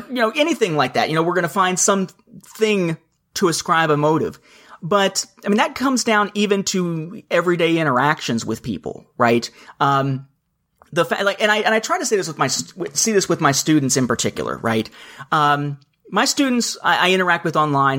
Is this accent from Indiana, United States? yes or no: yes; Evansville, Indiana, United States; now in Atlanta metro area, United States; my hometown of Evansville, Indiana